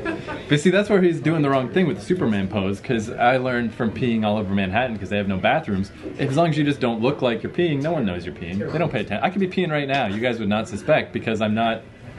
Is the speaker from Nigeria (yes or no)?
no; Fredericton, New Brunswick, Canada; The neighborhood I grew up in Fredericton, there's only one strip club in my hometown, and it's a block and a half from my house.